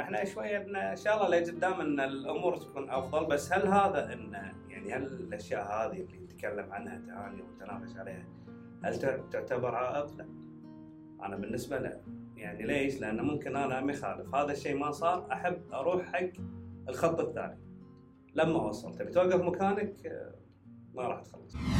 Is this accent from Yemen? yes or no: no; Kuwait